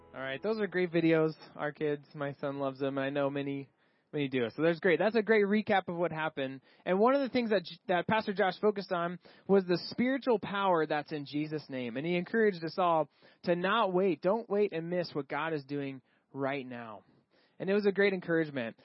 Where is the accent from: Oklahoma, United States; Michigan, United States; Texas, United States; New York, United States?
Texas, United States; moved away; I grew up in Texas.